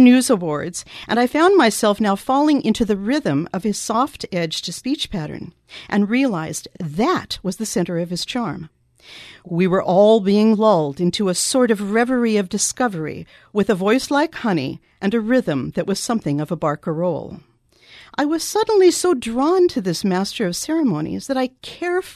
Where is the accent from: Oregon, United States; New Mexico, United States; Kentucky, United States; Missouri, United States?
Oregon, United States; eastern; We come from opposite ends of Oregon